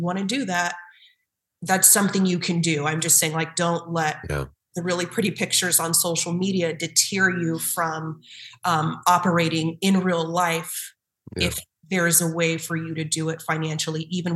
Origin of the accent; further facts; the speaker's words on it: Southern California, United States; moved away as an adult; now in Boston, United States; So I'm from Southern California. Mm-hmm. And I did not grow up in Boston or the New England area